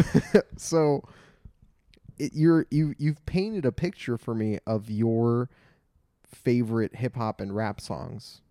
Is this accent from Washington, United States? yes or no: no; Glendale, California, United States; I was born and raised in the mean streets of Glendale